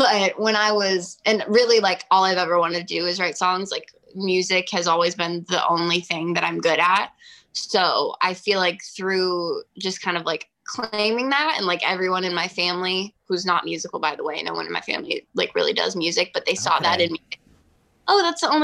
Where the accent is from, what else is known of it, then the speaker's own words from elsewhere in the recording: Sequim, Washington, United States; moved away; I'm from Washington State, a really small town called Squim, Washington